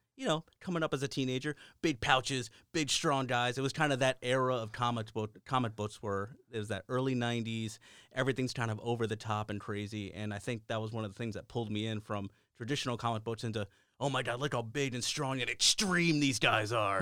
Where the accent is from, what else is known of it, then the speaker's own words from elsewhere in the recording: New Port Richey, Florida, United States; where I grew up was in Newport Richey, Florida